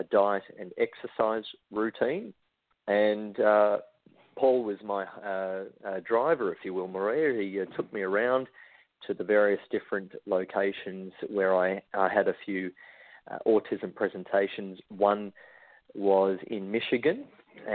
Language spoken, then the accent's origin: English; Australia; to travel from my hometown over to the US